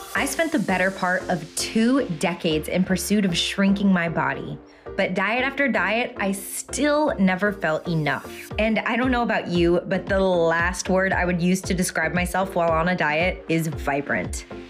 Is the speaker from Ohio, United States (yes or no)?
no; Florida, United States; now in North Mississippi, United States; I'm actually from Florida originally and now live in North Mississippi